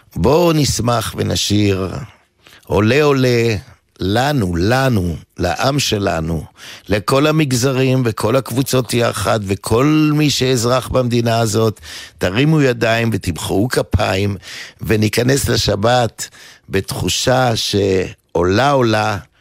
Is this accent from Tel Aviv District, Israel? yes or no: yes; Givatayim, Tel Aviv District, Israel; אני גדלתי בעיר אה, אה, גבעתיים